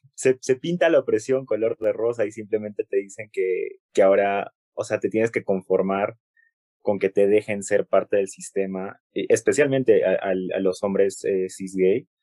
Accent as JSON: {"language": "Spanish", "region": "Cusco", "country": "Peru", "said": "como soy cusqueño"}